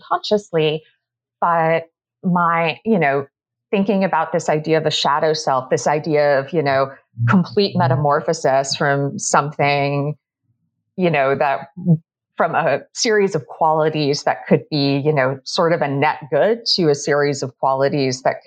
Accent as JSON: {"language": "English", "area": "just outside of Boston", "region": "Massachusetts", "country": "United States", "tie": "born or raised there", "said": "I grew up just outside of Boston"}